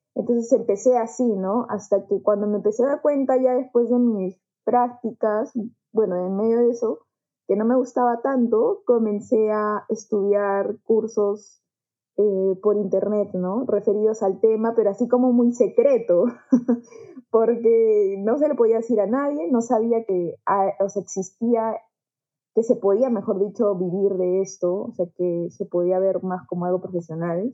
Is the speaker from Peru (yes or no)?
yes; Juliaca, Puno, Peru; moved away; also born or lived in Lima; yo tampoco soy de Lima, yo soy eh, de Juliaca, de Puno